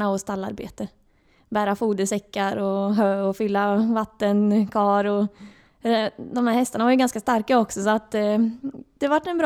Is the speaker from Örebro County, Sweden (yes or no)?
yes; Örebro, Örebro County, Sweden; now in Gothenburg, Sweden; jag kom ju från Örebro och då flyttade jag till Göteborg för att jag fick jobb här i Varberg.